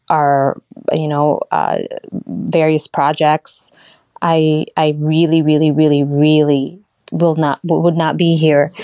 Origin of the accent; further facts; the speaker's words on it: Australia; moved away as an adult; also born or lived in Philippines; now in United States; I was born in the Philippines. I migrated, my family and I migrated to Australia, where I had attended most of my education. And then I moved to the States when I was 25